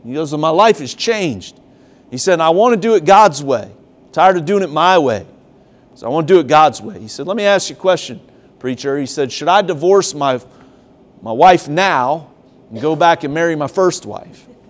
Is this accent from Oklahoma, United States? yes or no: no; Ohio, United States; also born or lived in Tennessee; now in South Carolina, United States; I grew up in Ohio